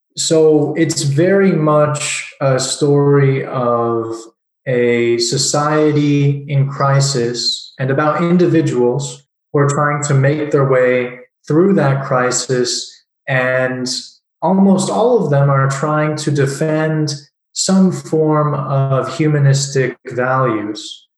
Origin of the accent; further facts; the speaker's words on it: Southern California, United States; moved away as an adult; now in Prague, Czech Republic; I grew up in Southern California